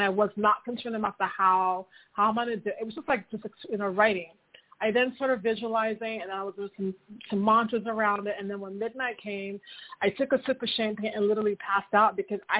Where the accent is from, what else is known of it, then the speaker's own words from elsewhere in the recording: Miami, Florida, United States; moved away as an adult; now in Paris, France; I am from Miami in the States